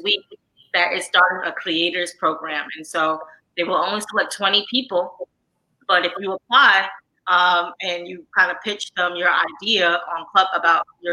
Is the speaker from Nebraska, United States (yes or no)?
no; New York City, New York, United States; I grew up in Harlem, New York, you know, so not where I'm from, not everyone read the New York Times for sports news.